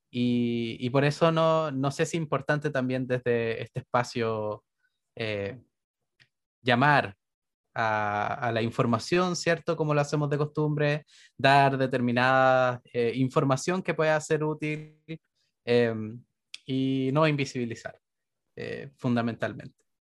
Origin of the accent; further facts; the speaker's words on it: Renca, Santiago Metropolitan Region, Chile; yo soy de Renca